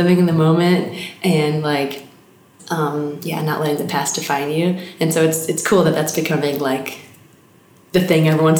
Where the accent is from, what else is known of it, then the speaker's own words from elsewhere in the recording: Alabama, United States; accent: Southern; hey y'all, I'm from Alabama, I'm a babysitter. And people trusted me. I think it was the accent. Like literally, like, I don't know, blonde Southern 21-year-old